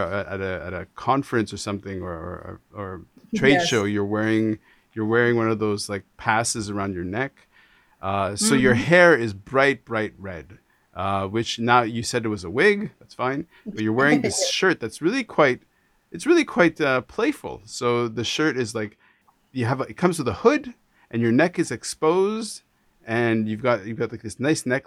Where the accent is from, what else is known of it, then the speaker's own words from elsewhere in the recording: Canada; being Canadian, being from Canada